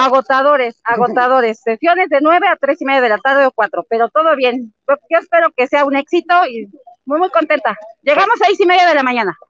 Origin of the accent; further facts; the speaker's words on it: Puebla, Mexico; Yo soy poblana